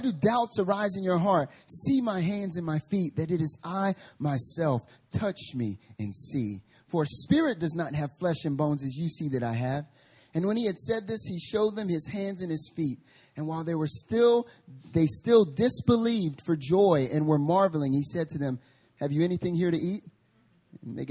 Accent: North Carolina, United States; now in Seoul, South Korea; I'm from North Carolina

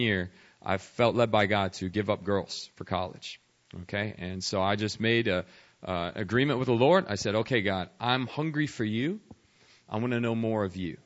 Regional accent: United States; I was a white suburbanite growing up outside Washington, D.C.

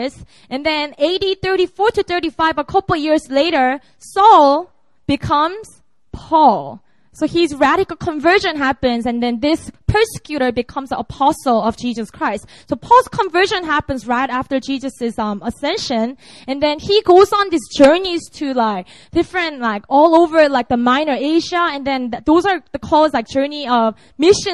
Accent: Busan, South Korea; also born or lived in Seoul; Busan is my hometown

